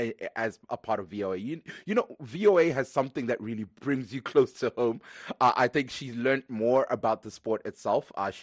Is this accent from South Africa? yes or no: yes; Johannesburg, Gauteng, South Africa; moved away; also born or lived in Zimbabwe; I grew up in Johannesburg, South Africa.